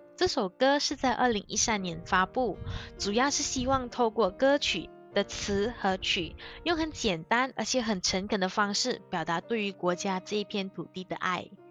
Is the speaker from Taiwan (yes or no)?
no; Malaysia; 我是马来西亚人